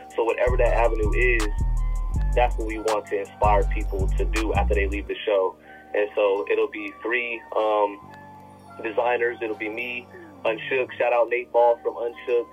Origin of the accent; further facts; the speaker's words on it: Las Vegas, Nevada, United States; moved away as an adult; also born or lived in Tucson, Arizona / Porterville, California / York, Nebraska; I was born and raised in uh, Vegas uh, originally.